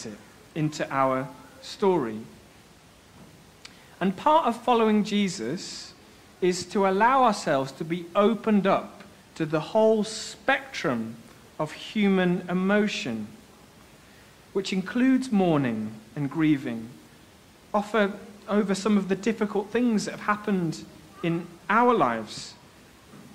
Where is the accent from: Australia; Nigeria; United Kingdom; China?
United Kingdom; Bradford, Yorkshire and the Humber; Bradford. It's in West Yorkshire in England.